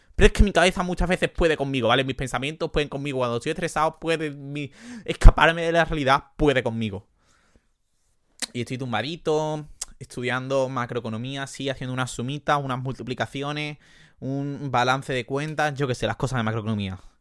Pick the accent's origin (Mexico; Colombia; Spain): Spain; Jerez de la Frontera, Andalusia; accent: Andalusian; soy andaluz